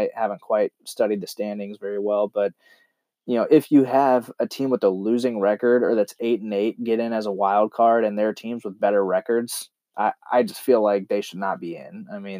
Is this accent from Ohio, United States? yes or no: yes; Canton, Ohio, United States; moved away; I was from Ohio, and we were actually from Canton, which was pretty close to Cleveland area.